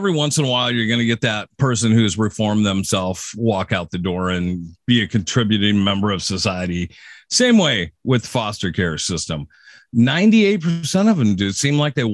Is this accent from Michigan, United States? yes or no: no; Seattle area, Washington, United States; driving down kind of a country road here in my hometown